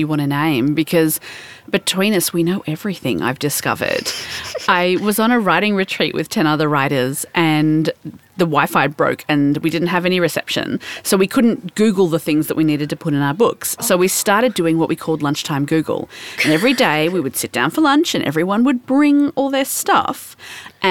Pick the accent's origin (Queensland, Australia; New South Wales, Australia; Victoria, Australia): Victoria, Australia; Melbourne; I'm from Melbourne